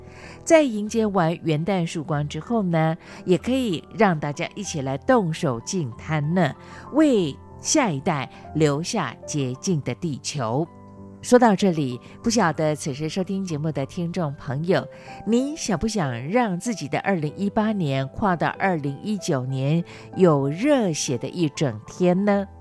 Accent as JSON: {"language": "Chinese", "region": "Chiayi County", "country": "Taiwan", "tie": "born or raised there", "said": "在我的老家，在嘉义的阿里山上，"}